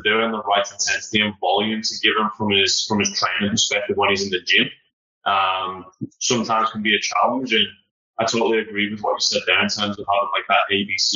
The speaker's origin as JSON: {"language": "English", "town": "Liverpool", "region": "North West England", "country": "United Kingdom"}